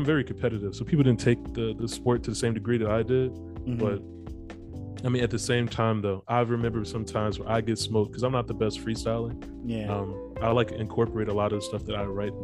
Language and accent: English; Chicago, Illinois, United States; I'm from Chicago